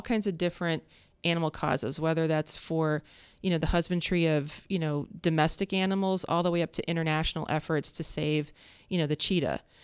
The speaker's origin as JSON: {"language": "English", "town": "Columbus", "region": "Ohio", "country": "United States", "tie": "born or raised there", "also_born_or_lived": "Upper Arlington, Ohio / Worthington, Ohio", "said": "growing up in Columbus"}